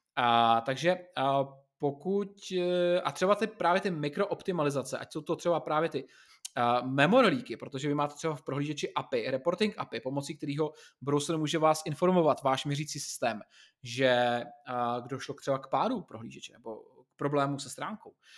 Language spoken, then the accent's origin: Czech; Czechia; u nás v Čechách jsme zvyklí